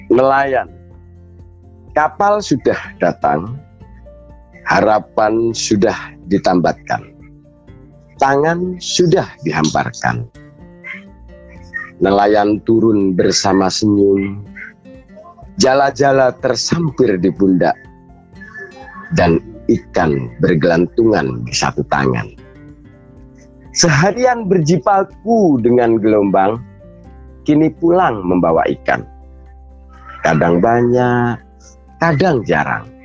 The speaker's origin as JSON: {"language": "Indonesian", "town": "Lamongan", "region": "East Java", "country": "Indonesia", "tie": "born or raised there", "said": "saya ini tinggal di desa Lamongan itu kota tapi saya di desanya yang kecil sekali"}